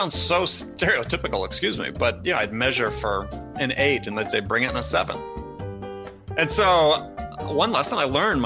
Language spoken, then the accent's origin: English; Madison, Wisconsin, United States; I was born in Madison. We actually had a backyard, but directly beyond our backyard was a cornfield.